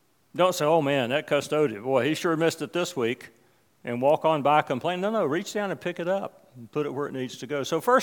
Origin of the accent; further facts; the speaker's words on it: West Virginia, United States; the church I grew up in West Virginia.